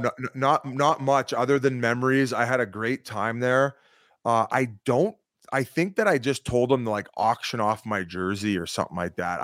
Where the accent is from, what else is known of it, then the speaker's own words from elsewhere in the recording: Welland, Ontario, Canada; I'm from Welland, Ontario